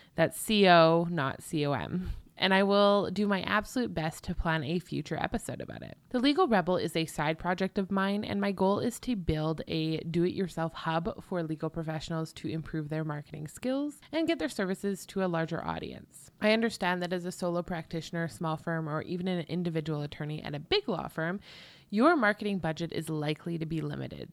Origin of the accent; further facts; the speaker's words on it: Canada; I'm clearly Canadian